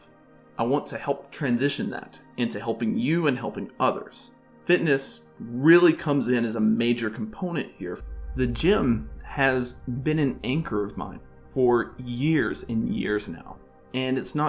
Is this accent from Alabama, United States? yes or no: yes; Alabama, United States; moved away as an adult; now in Boca Raton, United States; born and raised in Alabama